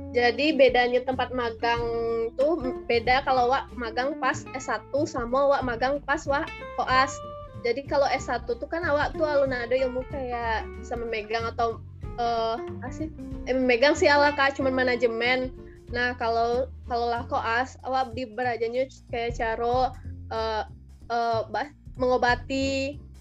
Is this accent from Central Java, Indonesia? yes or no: no; Batusangkar, West Sumatra, Indonesia; moved away as an adult; also born or lived in Bogor; SD dulu di, di SD Sabali Palimbing deket rumah tuh habis itu SMP-nya uh, eh, SMP 5 Batu Sangka